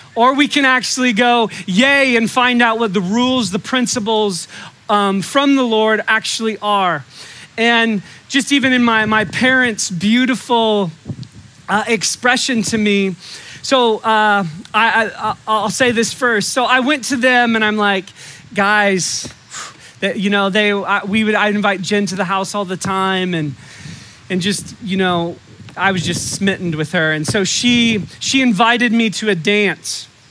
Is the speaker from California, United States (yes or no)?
yes; Humboldt County, California, United States; I was raised in Humboldt County